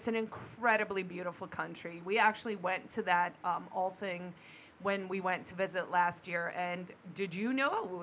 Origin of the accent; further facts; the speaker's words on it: South Africa; moved away; born and raised in Africa